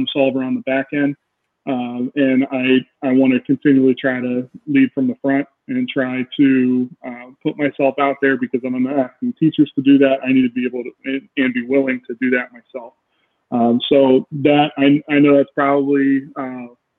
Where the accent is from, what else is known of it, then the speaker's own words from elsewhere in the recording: Canton, Ohio, United States; I am from Canton, Ohio